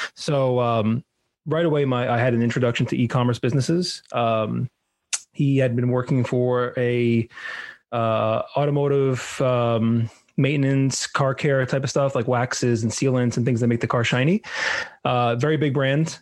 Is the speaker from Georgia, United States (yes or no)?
no; New York, United States; moved away as an adult; now in South Florida, United States; So I'm originally from New York. I grew up in New York